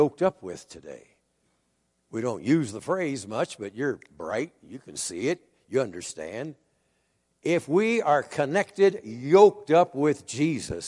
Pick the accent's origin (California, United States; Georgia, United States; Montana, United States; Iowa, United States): Iowa, United States; I grew up in Iowa, which is a farm state